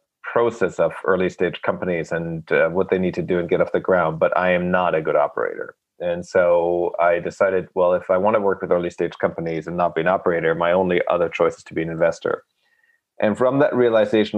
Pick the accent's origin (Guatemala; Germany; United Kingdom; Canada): Germany; also born or lived in Rochester, Minnesota; now in New York, United States; I was born in Germany and I grew up there and I'm now a dual citizen and I've lived actually longer in the US than I've lived in Germany.